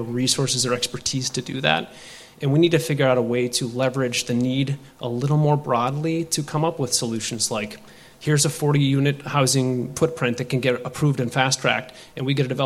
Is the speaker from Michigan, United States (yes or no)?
no; Southern Minnesota, United States; I grew up in Southern Minnesota